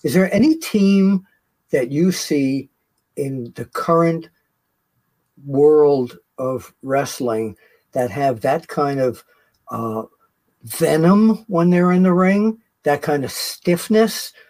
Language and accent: English; New York City, New York, United States; I grew up in Queens